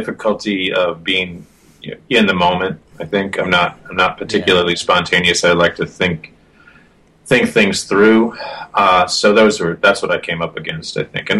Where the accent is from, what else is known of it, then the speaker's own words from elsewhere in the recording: Michigan, United States; now in Chicago, United States; I grew up in Michigan, child of the 70s